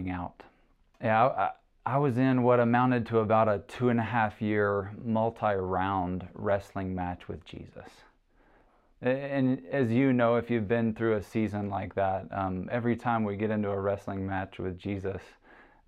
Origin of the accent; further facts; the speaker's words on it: Chattanooga, Tennessee, United States; moved away; my hometown in Chattanooga, Tennessee